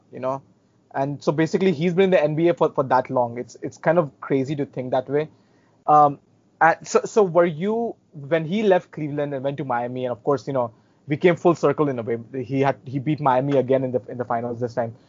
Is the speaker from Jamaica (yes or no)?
no; India; as an Indian